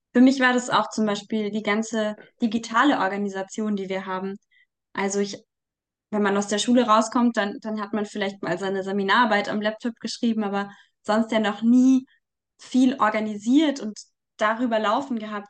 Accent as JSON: {"language": "German", "town": "Munich", "region": "Bavaria", "country": "Germany", "said": "ich komme aus Großhadern, aus dem Stadtteil, in dem Solidarität mit Waisen gegründet wurde"}